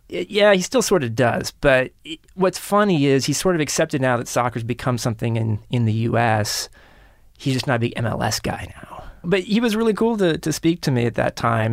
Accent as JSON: {"language": "English", "town": "Kansas City", "region": "Missouri", "country": "United States", "tie": "born or raised there", "said": "in Kansas City, where I grew up"}